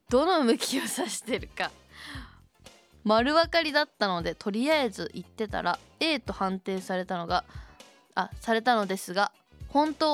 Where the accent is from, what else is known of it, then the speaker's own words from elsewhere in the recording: Shizuoka, Japan; accent: Shizuoka dialect; うんちは静岡弁のはず